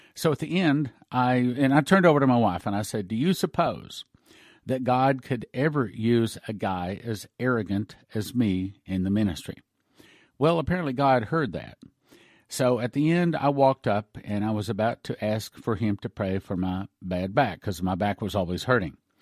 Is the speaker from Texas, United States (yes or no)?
yes; West Texas, United States; I grew up out in the West Texas in the oil patch